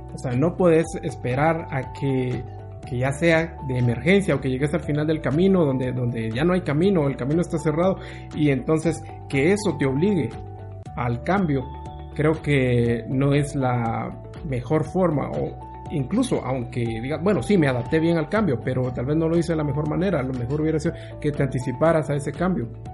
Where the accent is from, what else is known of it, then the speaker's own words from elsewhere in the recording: Guatemala; soy, soy guatemalteco